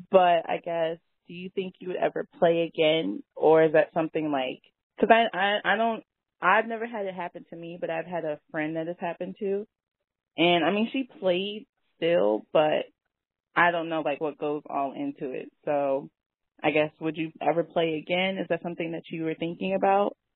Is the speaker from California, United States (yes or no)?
no; Hampton, Virginia, United States; my best friend from Atlanta, I'm from Hampton, is from Atlanta